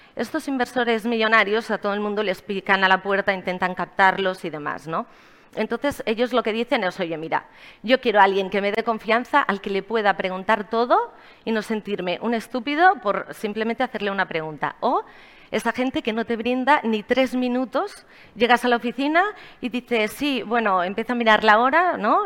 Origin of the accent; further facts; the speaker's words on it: Barcelona, Catalonia, Spain; moved away as an adult; also born or lived in Miami; soy de Barcelona